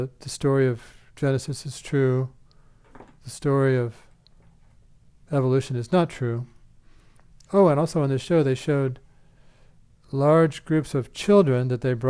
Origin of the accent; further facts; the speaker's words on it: Iowa, United States; when I grew up in Iowa, it was near one of the largest, if not the largest, community of Amish people in America